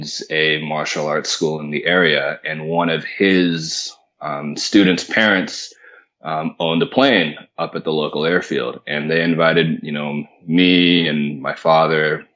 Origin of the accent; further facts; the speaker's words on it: Marin County, Northern California, United States; moved away as an adult; also born or lived in Florida; I grew up in Northern California, a little bit north of San Francisco, in a little town called Marin County